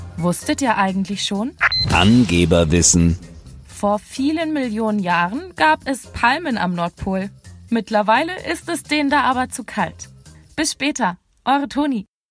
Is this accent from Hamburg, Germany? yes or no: yes; Hamburg, Germany; Bei uns in Hamburg